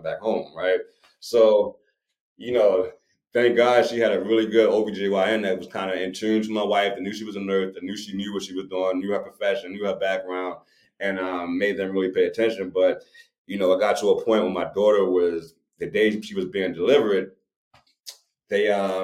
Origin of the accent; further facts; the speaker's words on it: Baltimore, Maryland, United States; I'm from Baltimore. I'm from the hood.